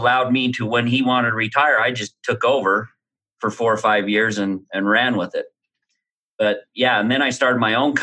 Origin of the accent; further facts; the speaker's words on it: Utah, United States; growing up around Utah, you get pitched all kinds of MLMs